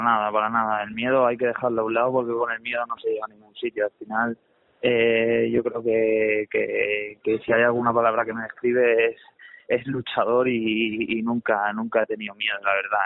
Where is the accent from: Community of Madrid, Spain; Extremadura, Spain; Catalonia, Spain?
Catalonia, Spain; Santa Coloma de Gramenet; nos criamos ahí en Santa Coloma